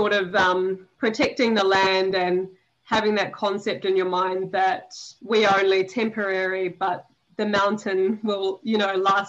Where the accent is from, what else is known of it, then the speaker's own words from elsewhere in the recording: Raumati South, Wellington, New Zealand; I'm from a small beach town in New Zealand. It's called Raumati South, and it's in the Wellington region